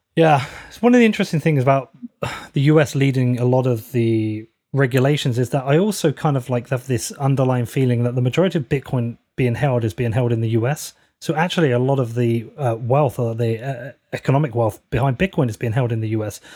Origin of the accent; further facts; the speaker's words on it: United Kingdom; being a British citizen